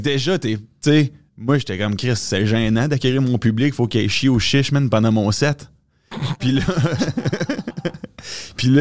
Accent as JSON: {"language": "French", "town": "Quebec City", "region": "Quebec", "country": "Canada", "tie": "born or raised there", "said": "je viens de Québec en plus. Fait que c'est mon hometown."}